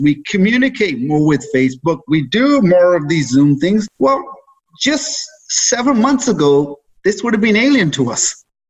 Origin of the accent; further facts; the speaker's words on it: England, United Kingdom; moved away as an adult; now in Canada; I was raised in England, brought up there, did all my schooling there. In my early 20s, decided to leave there to come to Canada.